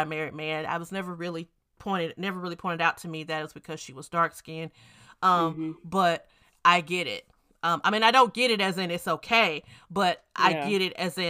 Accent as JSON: {"language": "English", "region": "Mississippi", "country": "United States", "said": "we are from Mississippi"}